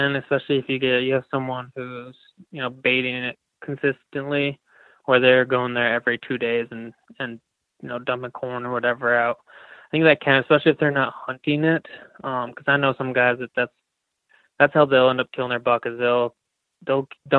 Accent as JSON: {"language": "English", "region": "New York", "country": "United States", "tie": "born or raised there", "said": "So I grew up in New York, which doesn't allow baiting."}